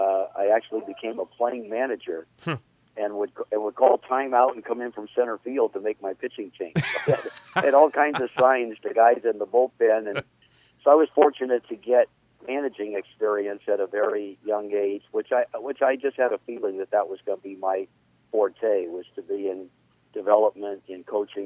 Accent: Los Angeles, California, United States; I grew up in the San Fernando Valley and have lived my whole life in California.

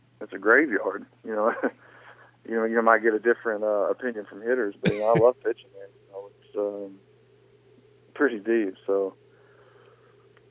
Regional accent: the South, United States; growing up in the South and going up to Idaho

